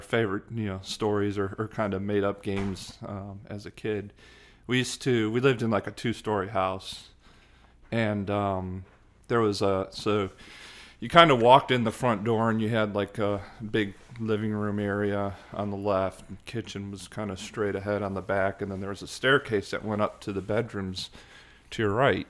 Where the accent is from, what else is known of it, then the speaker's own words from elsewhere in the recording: Hanover Park, Illinois, United States; also born or lived in Chicago / Saint Charles, Illinois; now in Atlanta, United States; I grew up in, in Chicago. Um, I was born in Chicago and then, uh, actually lived, uh, about forty-five minutes west of downtown Chicago